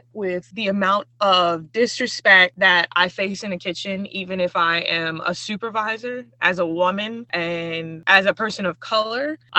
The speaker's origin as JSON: {"language": "English", "country": "United States", "tie": "born or raised there", "said": "as a young Black woman growing up in America"}